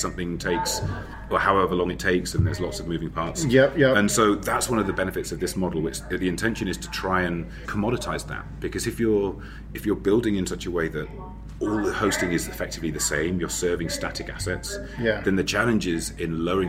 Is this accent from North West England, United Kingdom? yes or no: no; London, United Kingdom; I come from London, and I work for a company who are actually based in San Francisco, so I work remotely from my own house.